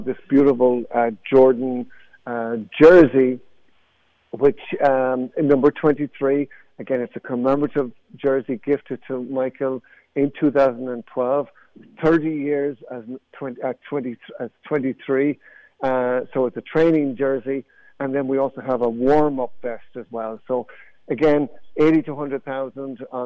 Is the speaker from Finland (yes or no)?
no; Athlone, Leinster, Ireland; moved away as an adult; now in United States; I'm from the south, and near Dublin, but the very center of the country, a place called Athlone